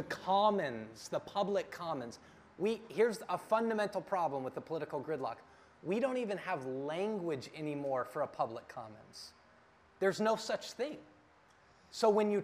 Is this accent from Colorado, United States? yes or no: yes; Denver, Colorado, United States; moved away; I'm originally from Denver, and I was at home with family this weekend, and all my family's there